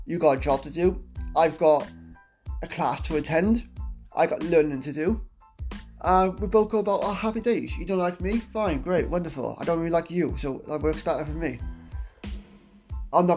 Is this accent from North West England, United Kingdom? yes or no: no; Wales, United Kingdom; I'm not British, I'm Welsh